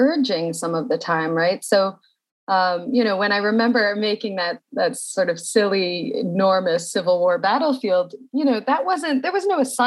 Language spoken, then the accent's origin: English; Carmel, New York, United States; I was born in Carmel, New York, just north of the city